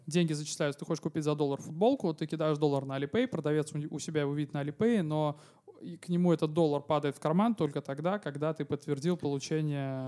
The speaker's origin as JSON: {"language": "Russian", "region": "Saint Petersburg", "country": "Russia", "said": "я из Санкт-Петербурга"}